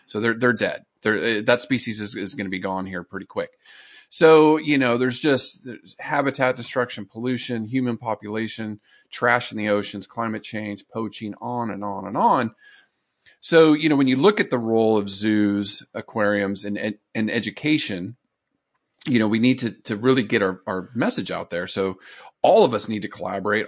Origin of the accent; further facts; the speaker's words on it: San Diego, California, United States; I grew up in Southern California in San Diego